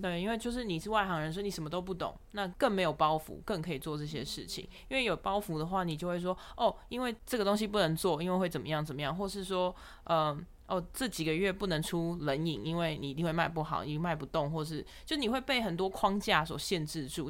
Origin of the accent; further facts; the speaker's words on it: Taiwan; moved away as an adult; also born or lived in Shanghai / United Kingdom; 其实我们都来自于台湾